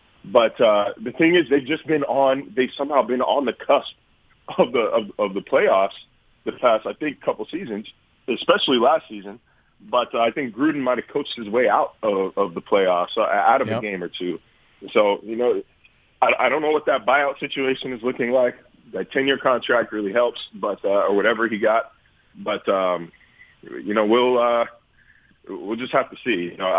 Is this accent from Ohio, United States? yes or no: no; Sacramento, California, United States; Like, I'm already a Sacramento Kings fan, and I'm not abandoning them because that's my hometown.